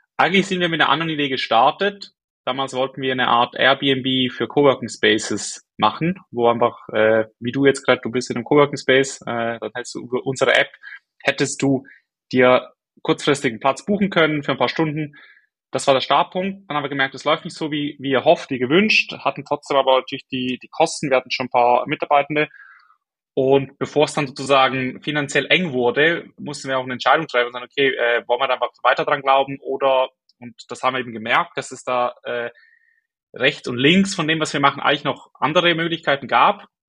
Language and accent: German; Switzerland; accent: Swiss; moved away; bin aus der Schweiz ursprünglich, wie man glaube ich hört, an meinem Akzent